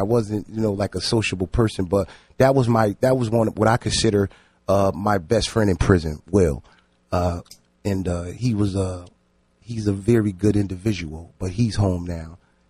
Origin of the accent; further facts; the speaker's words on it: New Haven, Connecticut, United States; I grew up in, I was born in Franklin Street Projects, and then from there I just expanded. I just moved, but I literally grew up in Franklin Street Projects.